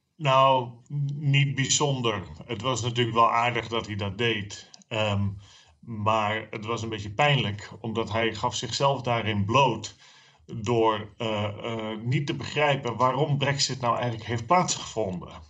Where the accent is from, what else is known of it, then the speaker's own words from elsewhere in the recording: Friesland, Netherlands; voor mij, als, als, eh, als Fries